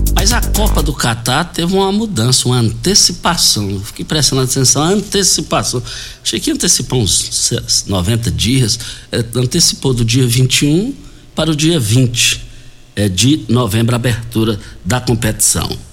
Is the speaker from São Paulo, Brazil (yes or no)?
no; Rio Verde, Goiás, Brazil; also born or lived in Água Mansa; Mas antes a gente morou ali e fomos criados no Douradinho, no quilômetro 6, saída para Itumbiara